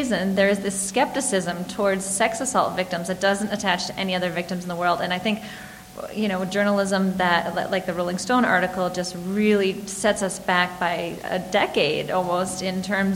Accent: Michigan, United States; now in Washington, D.C., United States; I grew up in Michigan

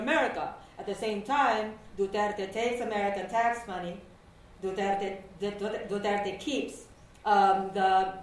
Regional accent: Leyte, Eastern Visayas, Philippines; first language Waray; English is a second language; moved away as an adult; now in New York, United States; I grew up in Leyte

